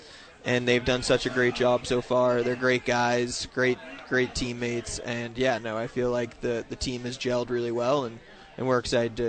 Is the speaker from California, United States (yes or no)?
no; Boston, Massachusetts, United States; Every time I introduce myself, say I'm from Boston, they're like, huh?